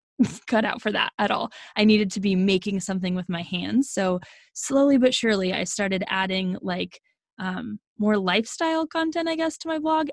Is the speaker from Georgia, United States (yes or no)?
no; Oklahoma, United States; also born or lived in Arizona; born in Arizona, grew up in Oklahoma